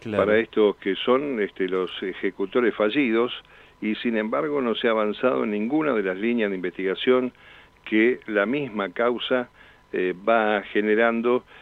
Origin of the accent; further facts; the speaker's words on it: Argentina; somos todos los argentinos